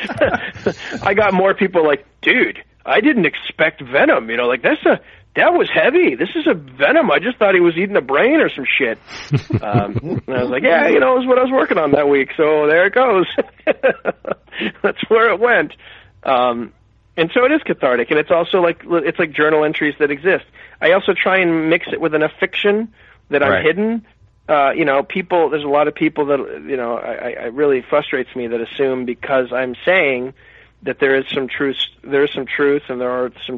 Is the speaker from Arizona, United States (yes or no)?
yes; Phoenix, Arizona, United States; I grew up in Phoenix, and I, you know, lived in a small town